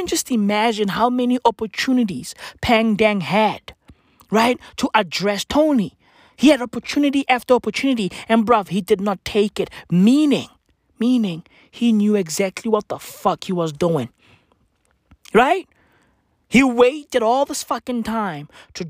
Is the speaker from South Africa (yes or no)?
yes; South Africa; I'm a black kid in South Africa